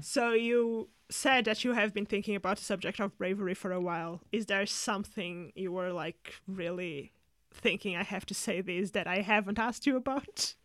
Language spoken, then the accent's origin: English; Portugal; now in United Kingdom; I come from Portugal that has, like, a huge drinking culture as well